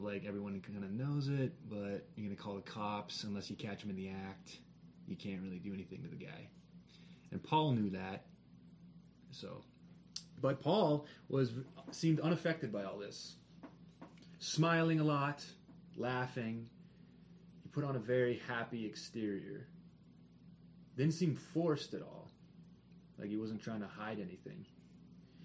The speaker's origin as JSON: {"language": "English", "town": "Kitchener-Waterloo", "region": "Ontario", "country": "Canada", "tie": "born or raised there", "said": "Waterloo, my hometown, Kitchener-Waterloo"}